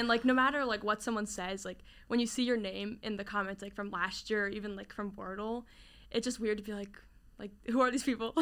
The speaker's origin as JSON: {"language": "English", "region": "New Jersey", "country": "United States", "tie": "born or raised there", "said": "from New Jersey. I know New Jersey gets a lot of hate, but I love it. You know, grew up down the shore, near Pr-, and also near Princeton area, so Jersey girl at heart"}